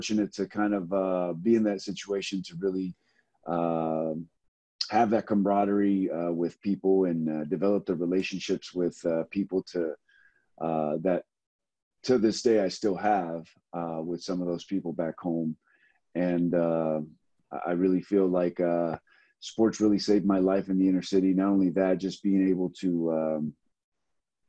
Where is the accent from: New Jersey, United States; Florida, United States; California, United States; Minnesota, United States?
California, United States; Los Angeles; also born or lived in Compton, California; I was born in Compton, California, man. Lived there for about 8 years of my life and then moved over to Watts and grew up there in the inner cities